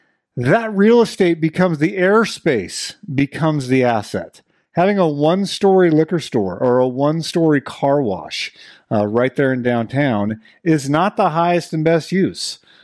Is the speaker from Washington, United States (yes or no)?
yes; Washington, United States; born there; Like, I was born in Washington, moved away, and then came back.